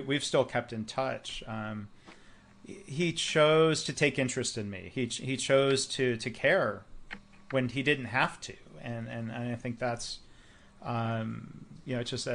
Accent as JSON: {"language": "English", "region": "Midwest", "country": "United States", "tie": "born or raised there", "said": "I grew up in the Midwest."}